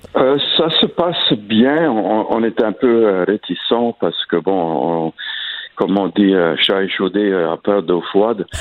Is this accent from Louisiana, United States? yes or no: yes; Acadiana, Louisiana, United States; ma région, euh, euh, dans l'Acadiana